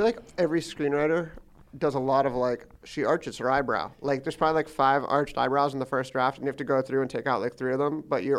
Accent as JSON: {"language": "English", "region": "California", "country": "United States", "said": "I'm from California"}